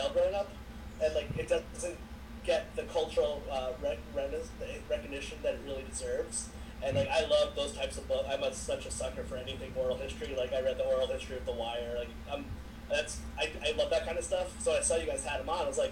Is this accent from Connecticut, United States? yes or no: yes; Meriden, Connecticut, United States; I grew up in Meriden, Connecticut, which is like an urban city